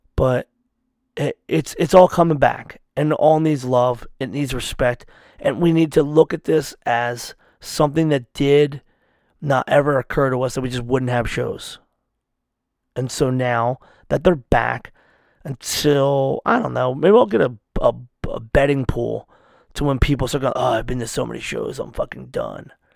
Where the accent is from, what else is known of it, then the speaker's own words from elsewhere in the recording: United States; I'm an American